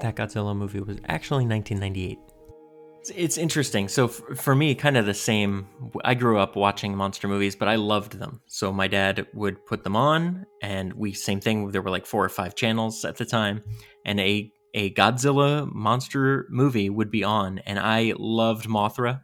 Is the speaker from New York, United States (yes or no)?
yes; New York, United States; Growing up in New York, too, having that connection with New York